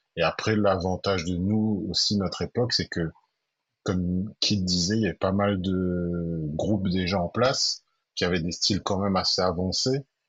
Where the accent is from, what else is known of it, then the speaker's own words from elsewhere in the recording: Saint-Denis, Réunion; also born or lived in Sainte-Suzanne, Réunion; Moi, je suis de Saint-Denis, mais quand j'étais petit, mes parents sont partis habiter à saint uzanne Mais je suis resté quand même très très ancré dans Saint-Denis parce que j'ai été euh, scolarisé à Saint-Denis